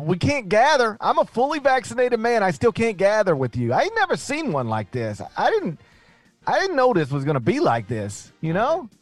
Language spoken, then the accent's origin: English; Mississippi, United States; also born or lived in Memphis, Tennessee; It's my home state against my alma mater